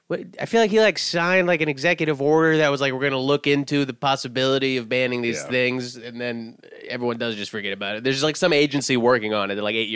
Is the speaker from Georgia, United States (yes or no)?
yes; Atlanta, Georgia, United States; I'm from Atlanta.